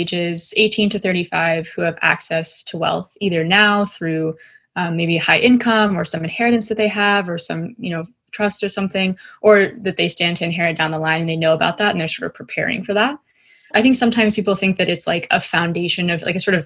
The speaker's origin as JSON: {"language": "English", "country": "United States", "tie": "born or raised there", "also_born_or_lived": "California / Dallas, Texas", "said": "I grew up in California, in Dallas, Texas."}